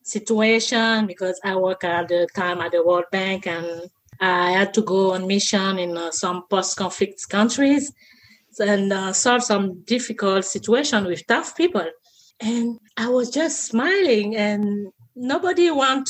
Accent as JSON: {"language": "English", "country": "Côte d’Ivoire", "tie": "born or raised there", "also_born_or_lived": "Paris, France / Astana, Kazakhstan", "moved": "yes", "said": "I was born and raised in Côte d'Ivoire, West Africa, and I left"}